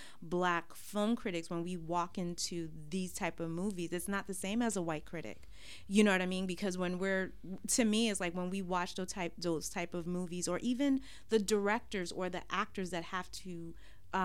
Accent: New York City, New York, United States; growing up in Brooklyn, all I've ever known are black Muslim people.

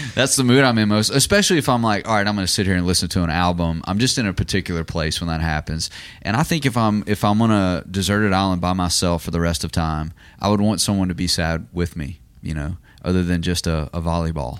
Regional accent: United States; as an American

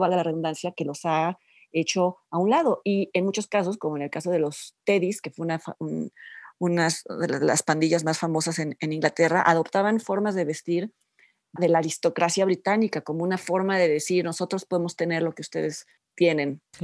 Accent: Mexico

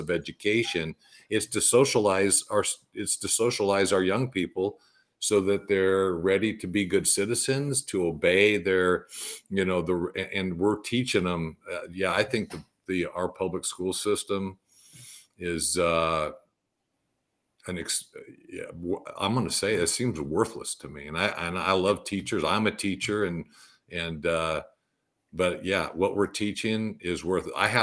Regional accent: California, United States; moved away as an adult; also born or lived in Green Bay, Wisconsin; I grew up in California

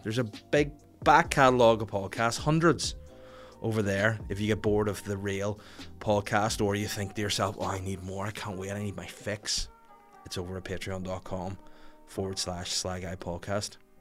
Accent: Bangor, Northern Ireland, United Kingdom; my hometown, sorry, my home city show. um, in Bangor by the sea

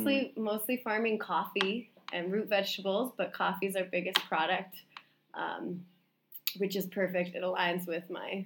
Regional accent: Vermont, United States; also born or lived in Salt Lake City, Utah; But I grew up in Vermont. I moved there when I was two. So that's where all my upbringing was in a small town in Vermont

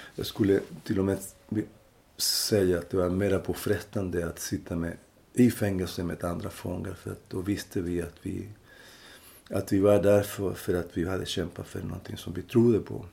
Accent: Linares, Maule, Chile; Swedish is a second language; moved away as an adult; now in Sweden; i Linares, som är den provins där jag kommer ifrån

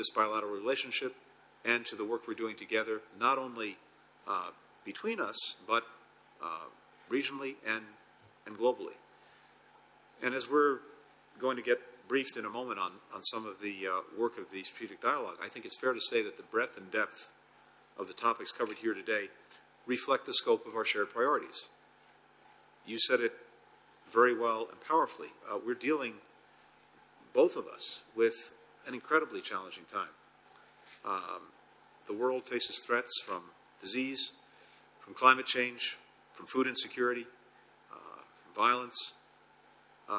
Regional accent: United States; as an American

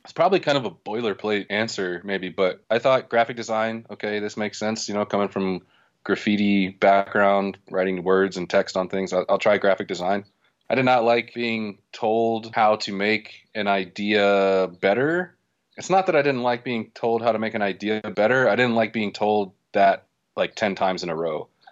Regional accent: Waldorf, Maryland, United States; also born or lived in Washington, D.C.; I was born in Washington, D C, and I grew up in Waldorf, Maryland

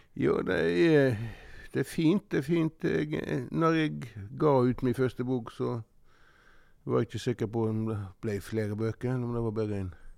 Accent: Norway; Og vi var noen av de få som hadde fjernsyn på Måstad, der jeg vokste opp

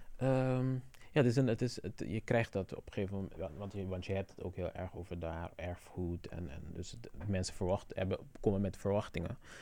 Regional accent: Curaçao; now in Netherlands; mijn navelstreng is op Curaçao en blijft daar

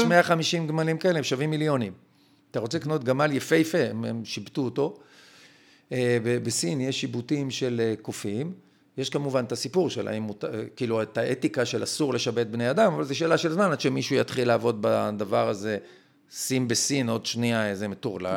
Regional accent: Israel

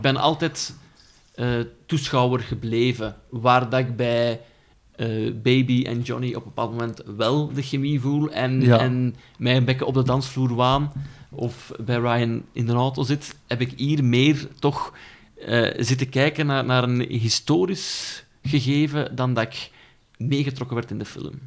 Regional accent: Netherlands; accent: Hollands; moved away; also born or lived in Brussels, Belgium; mijn moeder Hollands is en ik de oorlog in Holland heb doorgebracht. Ja. Ik heb er acht jaar lang gewoond.

